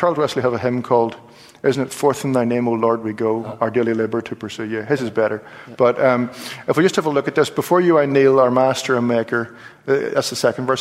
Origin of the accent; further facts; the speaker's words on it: Belfast, Northern Ireland, United Kingdom; We're from Belfast